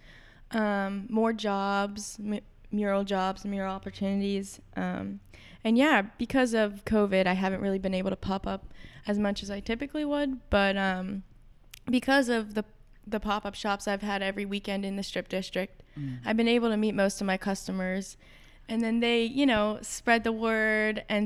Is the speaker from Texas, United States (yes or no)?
no; Lower Burrell, Pennsylvania, United States; also born or lived in New York; now in Pittsburgh, United States; growing up in Lower Borough